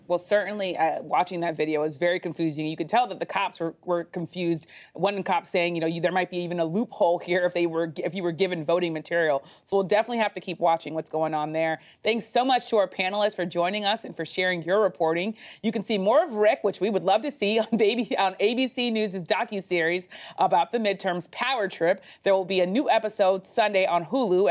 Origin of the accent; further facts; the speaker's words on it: Florida, United States; moved away; my home state of Florida